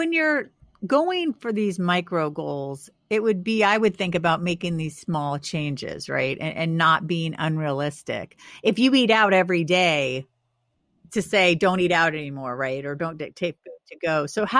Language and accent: English; California, United States; moved away; I came from California 20 years ago. Actually, it'll be 21 years ago in April to the East Coast. I'd never lived in cold weather.